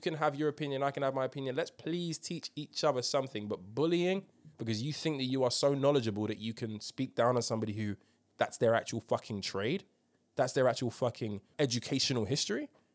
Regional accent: United Kingdom; as a Brit

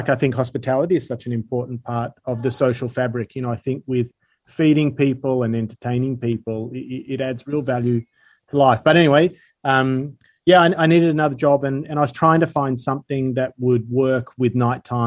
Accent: Sydney, New South Wales, Australia; I'm from Sydney originally. I grew up close to Northern Beaches, moved around a little bit, but yeah, pretty much all Sydney.

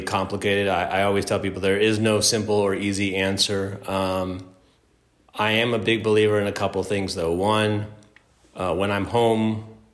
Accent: Los Angeles, California, United States; growing up in Los Angeles

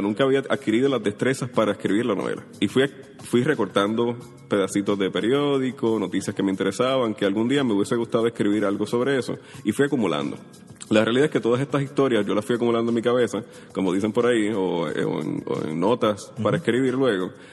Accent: Puerto Rico; also born or lived in Mayagüez; yo nací en 1981, crecí en Caimito

